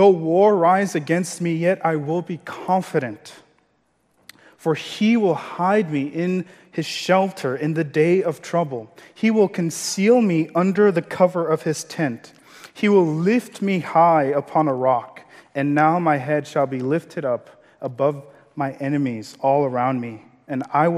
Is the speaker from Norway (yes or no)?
no; Maiduguri, Borno, Nigeria; English is a second language; moved away; growing up in Nigeria